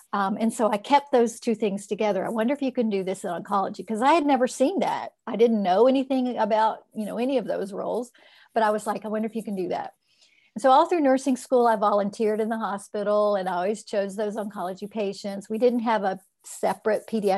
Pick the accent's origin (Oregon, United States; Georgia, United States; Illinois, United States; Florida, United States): Florida, United States; I grew up in Florida